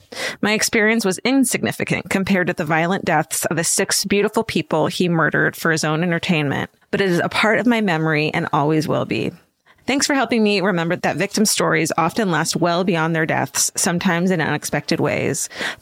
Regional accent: San Diego, California, United States; I was a single mom to a young son of 9 at the time, living in my hometown of San Diego. We lived in a small apartment in the neighborhood where I grew up, a suburb called Claremont.

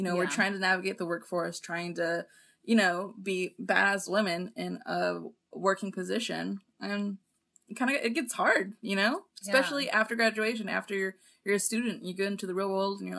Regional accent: Rio Grande Valley, Texas, United States; now in Austin, United States; we're both from the Valley.

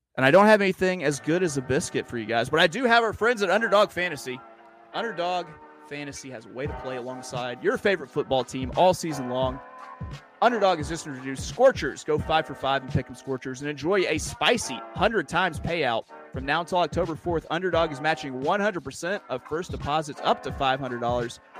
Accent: Little Rock, Arkansas, United States; I'm from Little Rock, Arkansas

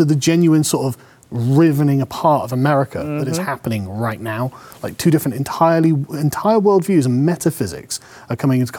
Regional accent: England, United Kingdom; as an Englishman

